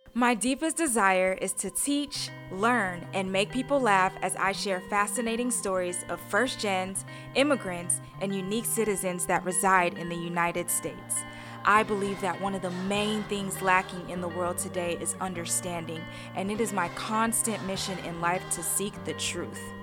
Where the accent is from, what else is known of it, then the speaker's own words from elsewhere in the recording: Ghana; moved away; also born or lived in Houston, Texas, United States; I was born in Houston, Texas, I grew up in Ghana. And then when I came back to Houston, Texas